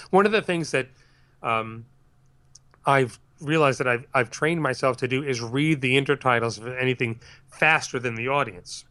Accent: Larchmont, New York, United States; I grew up in Larchmont, New York

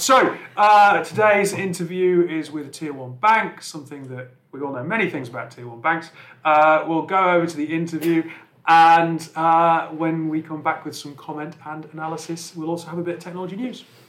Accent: Northumberland, North East England, United Kingdom; I'm I'm from from Northumberland

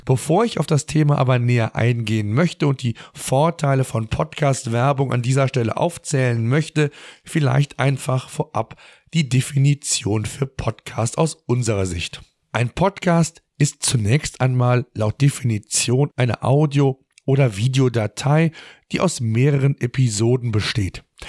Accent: Germany; bei uns in Deutschland

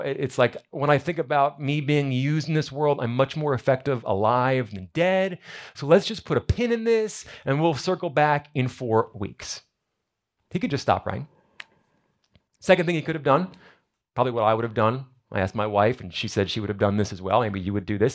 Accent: New Jersey, United States; moved away; I'm from New Jersey. We like to go crabbing up there

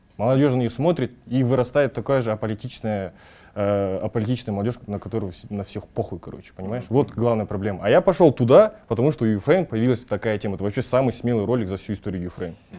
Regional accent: Kazakhstan; свой народ

